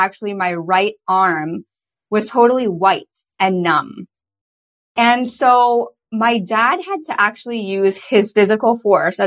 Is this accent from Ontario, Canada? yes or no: yes; Toronto, Ontario, Canada; now in British Columbia, Canada; I grew up in Toronto, Ontario